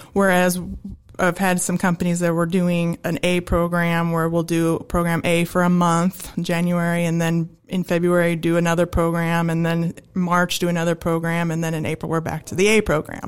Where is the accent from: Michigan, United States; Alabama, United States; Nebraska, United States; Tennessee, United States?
Nebraska, United States; Holdrege; moved away as an adult; I'm from Holdridge, Nebraska